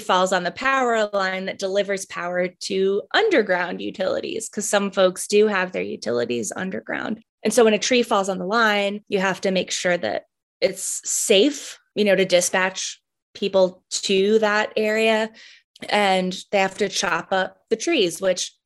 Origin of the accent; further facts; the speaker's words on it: Boston, Massachusetts, United States; now in Charlottesville, United States; I grew up in the Boston area up north, where we get a lot more snow. And when I moved to Charlottesville in 2009